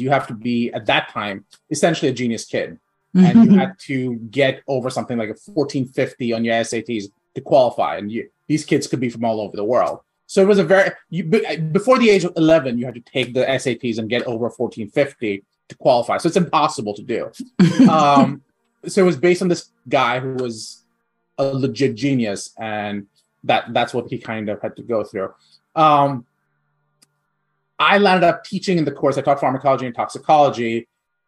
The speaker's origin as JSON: {"language": "English", "country": "India", "tie": "born or raised there", "moved": "yes", "said": "I grew up in India. I spent the first half of my life in India."}